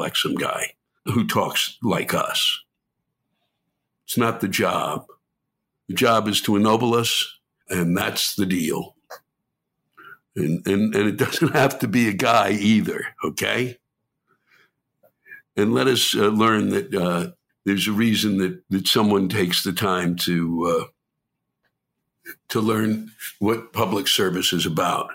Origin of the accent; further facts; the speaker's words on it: United States; I was born and raised in Washington